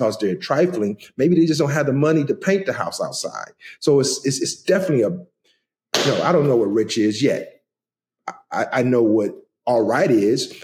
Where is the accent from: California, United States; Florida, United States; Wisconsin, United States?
Wisconsin, United States; Milwaukee; now in Los Angeles, United States; when I grew up in Milwaukee